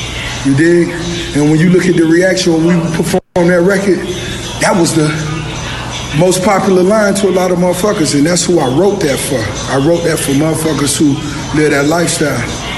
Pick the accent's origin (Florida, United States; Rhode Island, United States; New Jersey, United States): Florida, United States; Miami; I'm from Miami